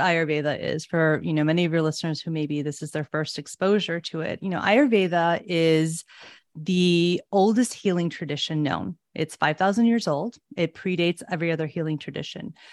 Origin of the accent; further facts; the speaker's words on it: Chicago, Illinois, United States; I was born and raised in Chicago